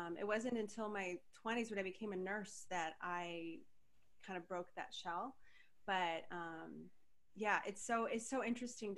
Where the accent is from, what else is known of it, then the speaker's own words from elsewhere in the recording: Denver, Colorado, United States; moved away as an adult; also born or lived in Portland; I moved away from Denver when I was just barely 19